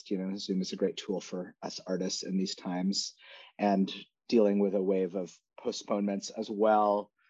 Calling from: New York City, New York, United States; I'm at home in New York City and Hamilton Heights

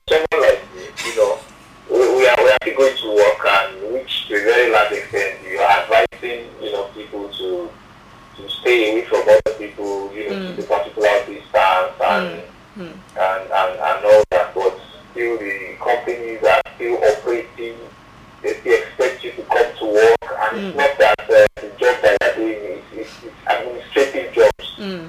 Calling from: Ogudu, Lagos, Nigeria; I'm calling from Ugudo.

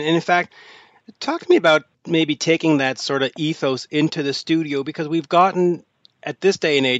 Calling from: Montreal, Quebec, Canada; I am calling from Montreal, Quebec, Canada.

